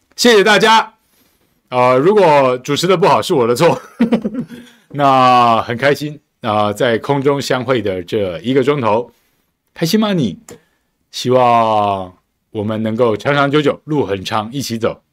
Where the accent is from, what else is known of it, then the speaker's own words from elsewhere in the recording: Tainan, Taiwan; moved away; 我的故乡，台南